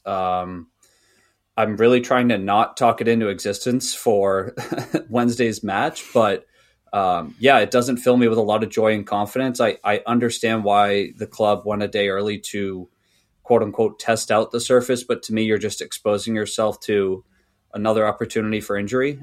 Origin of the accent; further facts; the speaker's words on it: United States; as an American, because when I played, um, soccer slash football in, uh, in high school